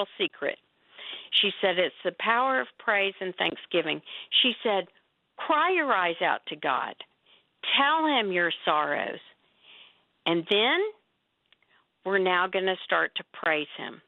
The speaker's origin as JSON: {"language": "English", "region": "Texas", "country": "United States", "tie": "born or raised there", "also_born_or_lived": "Oklahoma", "said": "I was born in Oklahoma, born there and grew up in Texas."}